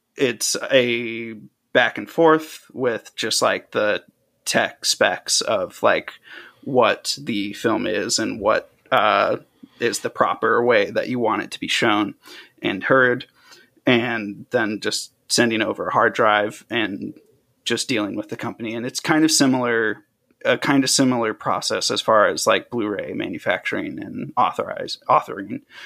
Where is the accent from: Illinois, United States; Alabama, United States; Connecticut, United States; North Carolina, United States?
Illinois, United States; a suburb an hour south of Chicago; moved away as an adult; also born or lived in Tennessee / Maryland; now in Los Angeles, United States; I grew up for most of my, like, teenage life, uh, in Illinois, a suburb, like, an hour south of Chicago